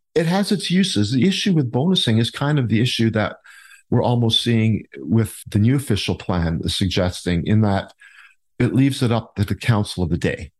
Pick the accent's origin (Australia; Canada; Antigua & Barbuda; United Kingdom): Canada; Niagara Falls, Ontario; also born or lived in Port Weller, Ontario; now in Town of The Blue Mountains, Canada; I was born and raised in the Niagara area, born in Port Weller, actually